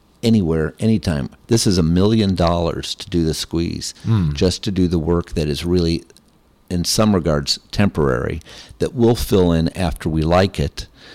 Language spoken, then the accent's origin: English; Lakeland, Florida, United States; Lakeland, Florida